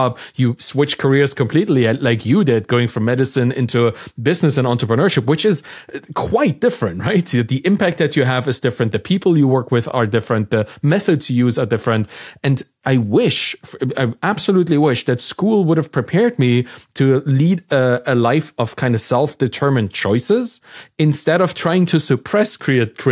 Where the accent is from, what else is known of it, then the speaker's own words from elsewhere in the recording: Germany; I'm from Germany